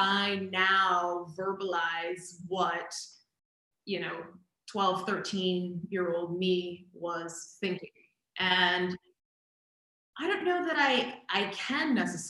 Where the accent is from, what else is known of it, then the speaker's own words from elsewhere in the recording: Boston, Massachusetts, United States; moved away; I'm from Boston originally.